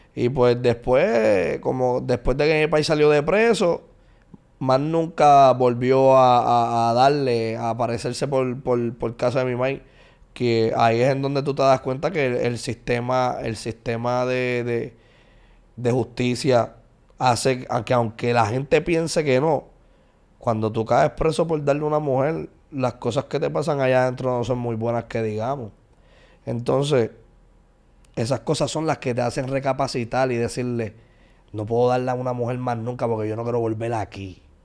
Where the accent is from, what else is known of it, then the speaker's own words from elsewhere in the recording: San Juan, Puerto Rico; also born or lived in Puerto Nuevo; Me crié, me crié hasta los 10 años en el residencial Nemesio Recanales. Después de residencial Nemesio Recanales me mudé para Puerto Nuevo.